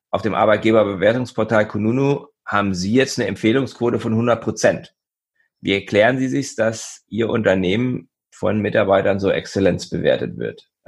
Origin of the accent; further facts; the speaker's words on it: Göttingen, Lower Saxony, Germany; Göttingen ist meine Heimatstadt